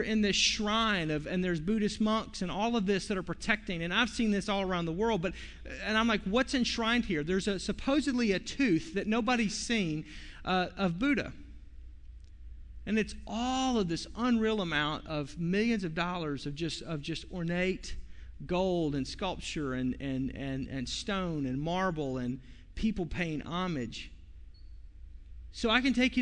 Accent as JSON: {"language": "English", "town": "Fort Smith", "region": "Arkansas", "country": "United States", "tie": "born or raised there", "said": "my hometown, Fort Smith, Arkansas"}